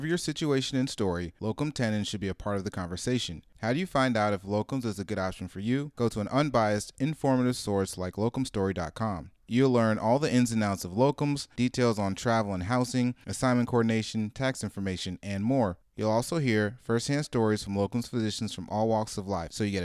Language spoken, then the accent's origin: English; Marietta, Georgia, United States; I am from Marietta